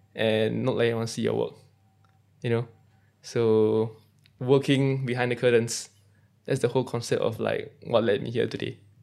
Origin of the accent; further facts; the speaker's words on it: Singapore; So being a Singaporean